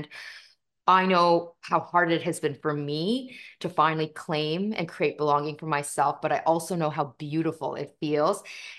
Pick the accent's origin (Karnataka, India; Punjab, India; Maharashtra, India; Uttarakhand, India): Punjab, India; And not only are we from India, we're North Indian, which makes us Punjabi by culture, and we are Sikh by faith. And so my faith is called Sikhism or Sikhi.